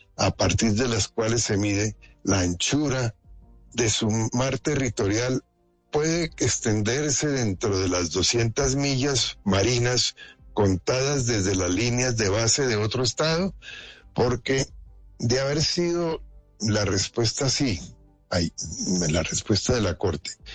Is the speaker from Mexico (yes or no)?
no; Colombia; como colombianos